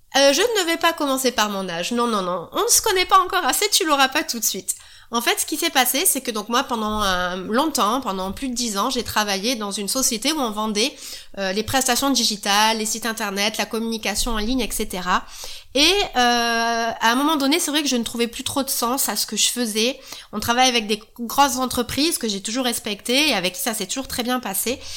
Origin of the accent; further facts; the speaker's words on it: the South, southern France, France; accent: southern; Je suis du Sud, ça peut s'entendre un petit peu. Voilà, on va dire que c'est un « e » de sudiste.